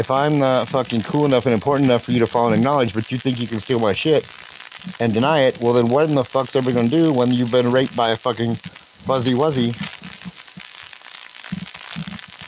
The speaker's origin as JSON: {"language": "English", "country": "United States", "said": "English-speaking, you know, American white boy, well, American origin"}